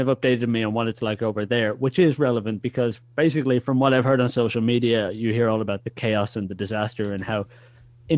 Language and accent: English; Dublin, Leinster, Ireland; moved away as an adult; also born or lived in Netherlands / Germany; now in Haarlem, Netherlands; I'm originally from Ireland. So Dubliner